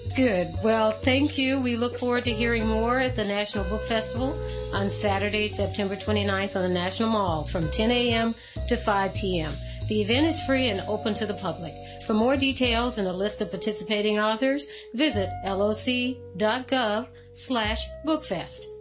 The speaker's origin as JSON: {"language": "English", "region": "the South", "country": "United States", "said": "I'm from the South"}